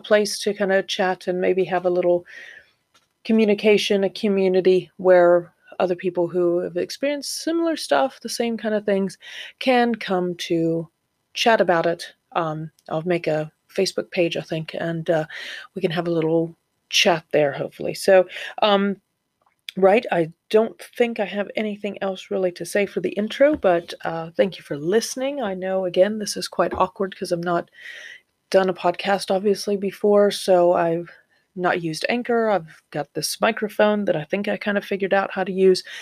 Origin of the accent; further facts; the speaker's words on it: Florida, United States; moved away as an adult; also born or lived in Ohio; now in North East England, United Kingdom; I'm from Florida, originally Ohio, and then I lived in Florida since I was 12 and then moved here 10 years ago